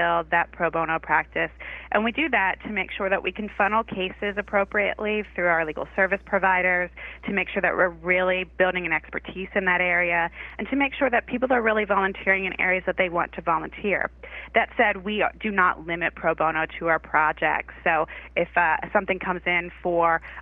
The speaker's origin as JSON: {"language": "English", "region": "Massachusetts", "country": "United States", "moved": "as an adult", "lives_now": "Charlotte, United States", "said": "I hail from Massachusetts"}